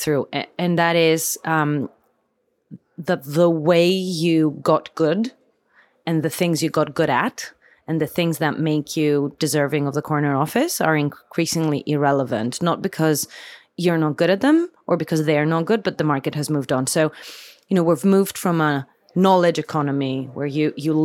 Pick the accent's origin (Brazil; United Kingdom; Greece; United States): Greece; Athens, Attica; I was born and raised in Athens